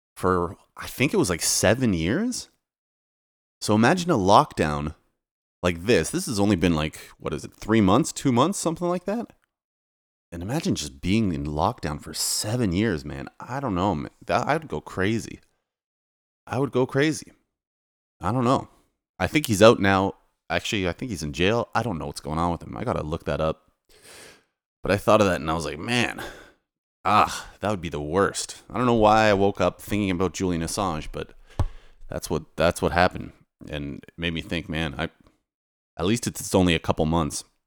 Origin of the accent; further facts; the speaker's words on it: Toronto, Ontario, Canada; moved away as an adult; now in Poland; I'm Polish, but I was raised in Canada